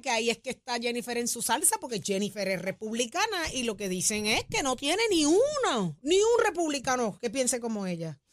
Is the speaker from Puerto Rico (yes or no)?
yes; Puerto Rico; así somos los boricuas